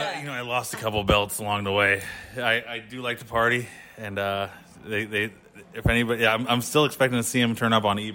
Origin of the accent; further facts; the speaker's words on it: San Jose, California, United States; moved away as an adult; now in Indiana, United States; San Jose, California, but I recently moved to Indiana.